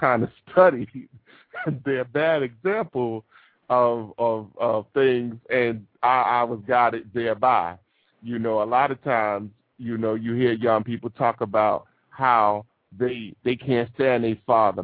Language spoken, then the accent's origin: English; New York City, New York, United States; my entire life growing up in Brooklyn, New York